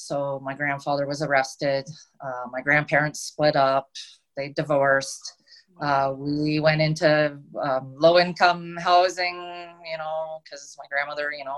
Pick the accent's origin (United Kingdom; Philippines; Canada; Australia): Canada; Ontario; moved away as an adult; now in British Columbia, Canada; I grew up in Ontario. I lived there until I was 30. And then I moved out to British Columbia, and I've been here ever since.